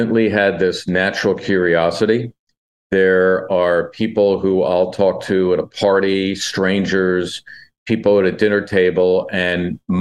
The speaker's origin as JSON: {"language": "English", "town": "Philadelphia", "region": "Pennsylvania", "country": "United States", "tie": "born or raised there", "said": "ever since I was in junior high school growing up in Northeast Philly"}